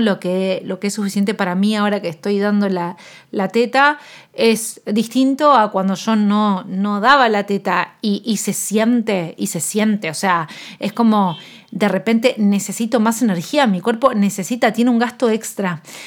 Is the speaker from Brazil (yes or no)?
no; Argentina; yo soy nutricionista con un enfoque antidieta, intuitivo, de salud en todas las tallas y soy de Argentina